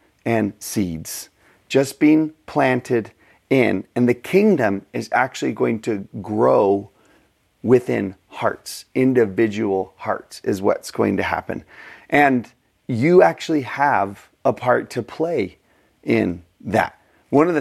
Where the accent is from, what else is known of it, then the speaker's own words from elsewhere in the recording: Texas, United States; I'm from Texas